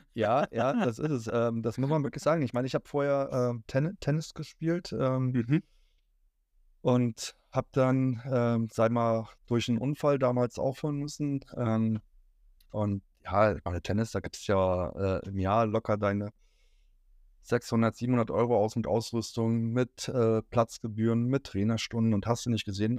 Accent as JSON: {"language": "German", "region": "Berlin", "country": "Germany", "tie": "born or raised there", "moved": "yes", "said": "Als gebürtiger Berliner"}